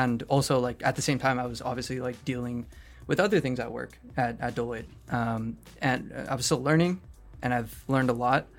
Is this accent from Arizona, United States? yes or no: yes; Phoenix, Arizona, United States; now in California, United States; I was born in Phoenix, Arizona